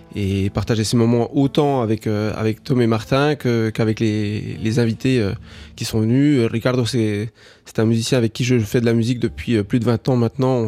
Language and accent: French; Uruguay; moved away; also born or lived in France; je suis toujours entre la, France et l'Uruguay parce que c'est mon pays d'origine